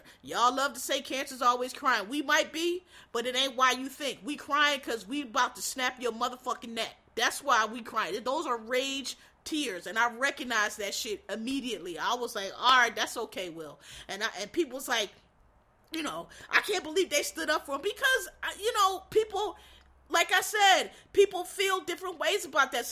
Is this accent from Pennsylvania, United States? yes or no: yes; Philadelphia, Pennsylvania, United States; I'm from Philly, Will's from Philly, I was born in West Philadelphia, I wasn't raised there, but I was born there, but I grew up there, because I went to school there